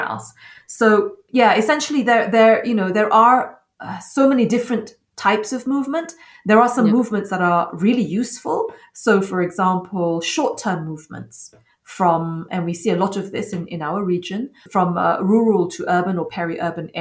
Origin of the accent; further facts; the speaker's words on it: Mauritius; I come from Mauritius, and in Mauritius, we have cyclones every single year